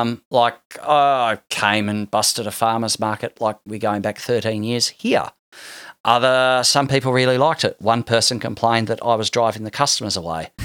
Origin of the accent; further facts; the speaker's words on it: Hobart, Tasmania, Australia; I'm from Tasmania